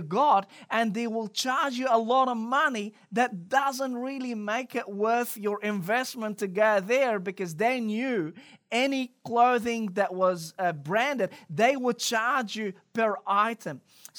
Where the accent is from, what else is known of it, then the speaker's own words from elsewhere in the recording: Cairo, Cairo Governorate, Egypt; English is a second language; I don't know about you, but growing up in Cairo, Egypt, we had a lot of imitation brand, particularly in the fashion industry.